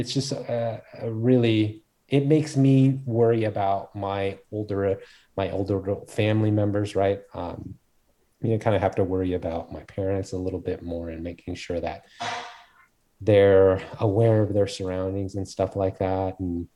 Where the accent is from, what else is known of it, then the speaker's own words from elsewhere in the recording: United States; born there; I'm Korean and I was born in America, kind of one of those things.